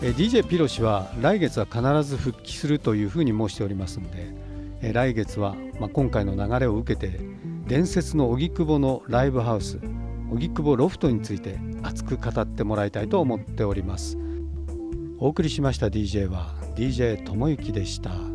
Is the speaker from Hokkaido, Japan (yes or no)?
no; Tokyo, Japan; 昭和の東京で育った子どもの目線